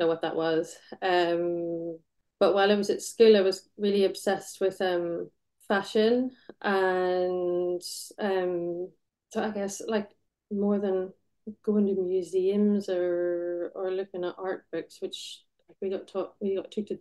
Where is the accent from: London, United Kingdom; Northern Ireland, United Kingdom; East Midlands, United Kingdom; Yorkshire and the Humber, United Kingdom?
Northern Ireland, United Kingdom; Belfast; now in North of England, United Kingdom; So I grew up in Belfast. Was born in 1980